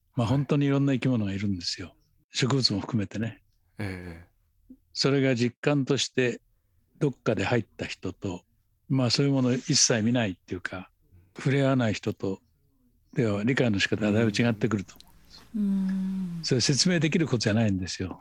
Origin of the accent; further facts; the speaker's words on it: Kamakura, Kanagawa, Japan; 私は鎌倉で生まれて育ってますから